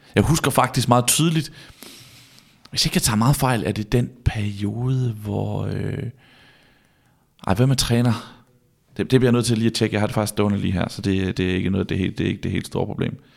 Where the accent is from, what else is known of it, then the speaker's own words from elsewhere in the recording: Vejle, Southern Denmark, Denmark; jeg er fra Vejle, og vokser ligesom vokset op på Vejle Stadion